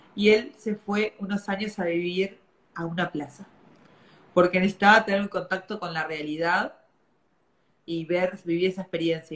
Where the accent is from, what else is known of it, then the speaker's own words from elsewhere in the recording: Durazno, Uruguay; yo soy de Durazno